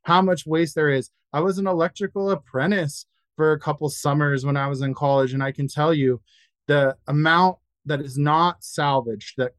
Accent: Denver, Colorado, United States; growing up in Denver

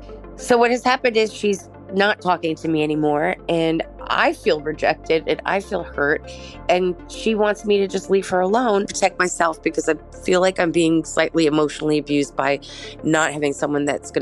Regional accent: Queens, New York, United States

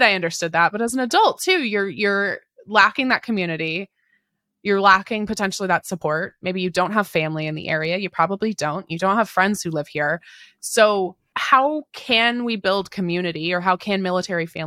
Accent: Lakewood, Washington, United States; I grew up in Lakewood, Washington, or like Tacoma, Washington, but went to school in Lakewood

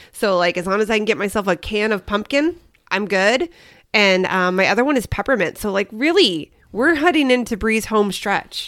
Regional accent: Kansas City, Midwest, United States; now in Arizona, United States; I grew up in the Midwest

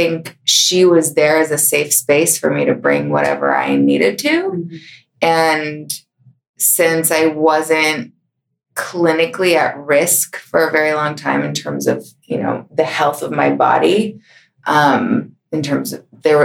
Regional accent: Bethesda, Maryland, United States; also born or lived in Minneapolis, Minnesota; I grew up mostly in Bethesda, Maryland, with a few years in Minneapolis

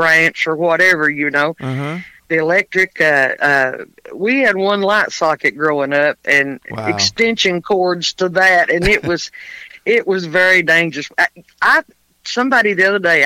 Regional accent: Middlesboro, Kentucky, United States; also born or lived in Pineville, Kentucky / Jacksonville; I was born and raised here where I am now in Middlesboro

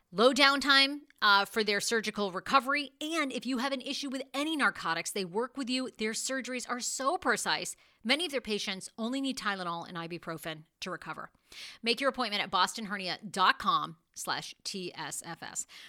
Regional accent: Wiscasset, Maine, United States; moved away; I did go back to Maine, my home state. You know, I grew up in Wiskasset, Maine

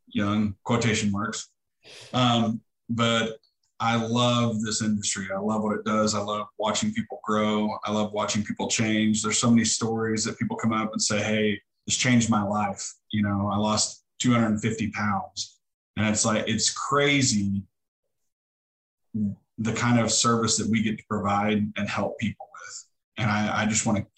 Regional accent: Neosho, Missouri, United States; I'm from Neosho and I know a ton of people. I've done a lot of coaching in the community. I actually graduated from here

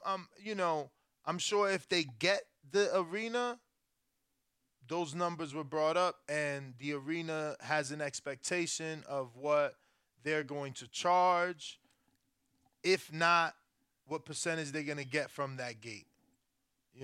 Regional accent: United States; also born or lived in Florida; as an American

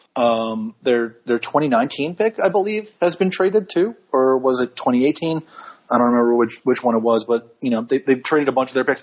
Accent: New York, United States; most of the people that I'm friends with from growing up or or from college or law school even because I'm from New York

